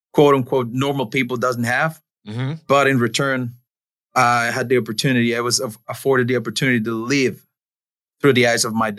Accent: Mexico City, Mexico; English is a second language; moved away as an adult; Born and raised in Mexico City, second generation luchador

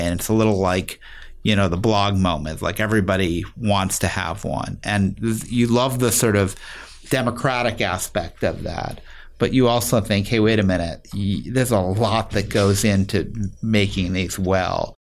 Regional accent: Chicago, Illinois, United States; I grew up in Chicago on the north side

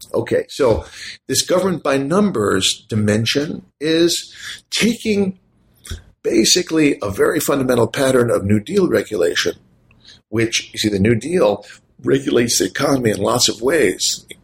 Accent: United States; as an American citizen

